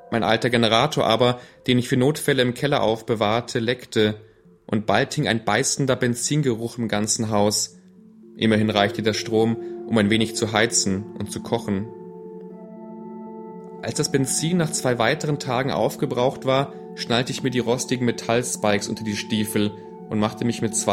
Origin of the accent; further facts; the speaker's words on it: Legnica, Lower Silesian Voivodeship, Poland; now in Germany; ich bin in Schlesien aufgewachsen und dass wir kurz vor Kriegsende noch in einem der letzten Züge aus Liegnitz vor der Roten Armee fliehen konnten.